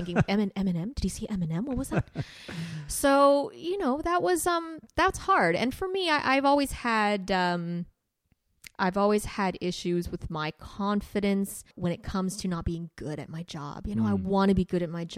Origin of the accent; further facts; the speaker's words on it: Winnipeg, Manitoba, Canada; moved away as an adult; also born or lived in Toronto; I was from Winnipeg.